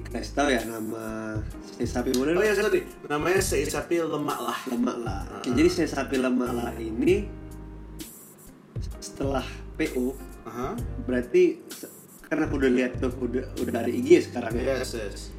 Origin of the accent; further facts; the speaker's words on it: East Nusa Tenggara, Indonesia; karena saya sendiri pas kecil itu uh, hidupnya di NTT dulu